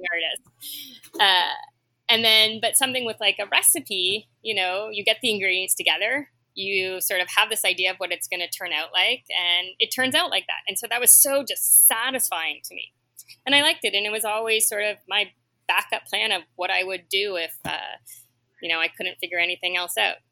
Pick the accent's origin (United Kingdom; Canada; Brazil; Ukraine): Canada; Ottawa, Ontario; also born or lived in Toronto, Canada; now in New York, United States; So I grew up in Ottawa and Toronto in the 70s and 80s.